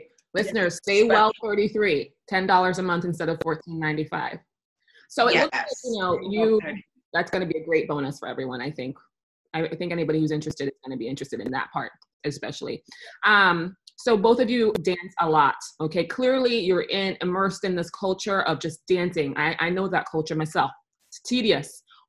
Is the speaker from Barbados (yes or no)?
no; Jamaica; I'm Jamaican.